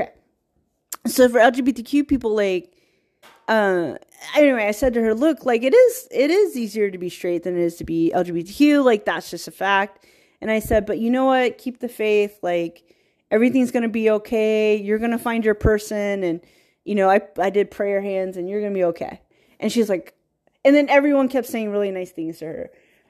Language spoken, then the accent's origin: English; Virginia, United States; And then I grew up around Black culture. I grew up in small town Virginia where it's like 48% African American and like the rest, white people.